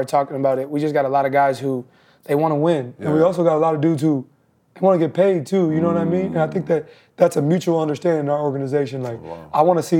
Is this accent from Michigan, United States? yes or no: no; Oshkosh, Wisconsin, United States; moved away; I'm from Oshkosh. So I'm from like an hour and a half north of Milwaukee.